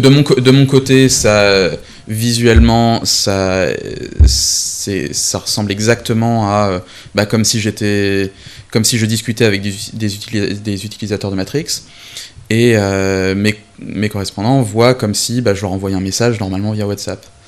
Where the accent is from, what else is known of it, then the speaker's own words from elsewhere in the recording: Brest, Brittany, France; moved away as an adult; also born or lived in Rennes; now in London, United Kingdom; j'ai vécu 22-23 ans de ma vie à, à Brest, avec un petit passage à Rennes